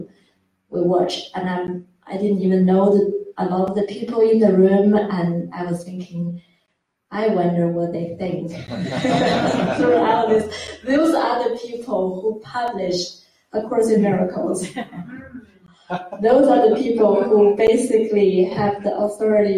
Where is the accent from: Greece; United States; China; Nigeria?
China; moved away as an adult; also born or lived in Australia; I'm from China